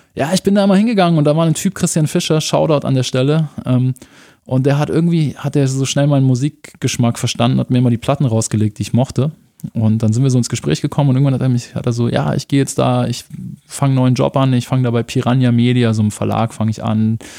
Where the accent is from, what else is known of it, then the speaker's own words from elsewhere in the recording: Munich, Bavaria, Germany; also born or lived in Erding; ich bin dann in München aufgewachsen, im Norden von München, Milbertshofen